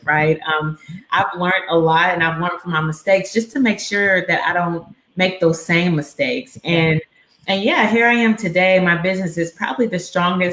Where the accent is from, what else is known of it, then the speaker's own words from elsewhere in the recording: Dallas, Texas, United States; moved away as an adult; also born or lived in Houston, Texas; now in Pine Bluff, United States; But I was raised in Dallas